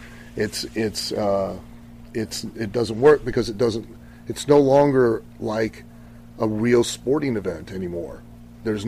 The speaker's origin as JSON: {"language": "English", "region": "Ohio", "country": "United States", "tie": "born or raised there", "said": "I grew up in Ohio"}